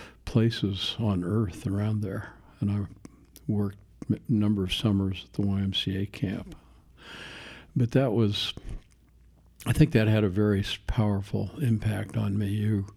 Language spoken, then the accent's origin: English; Longview, Washington, United States; Longview, Washington.